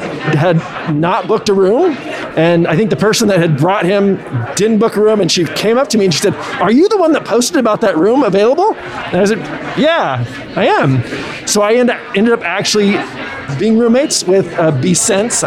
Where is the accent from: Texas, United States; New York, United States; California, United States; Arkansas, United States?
California, United States; Santa Cruz; I'm from Santa Cruz, California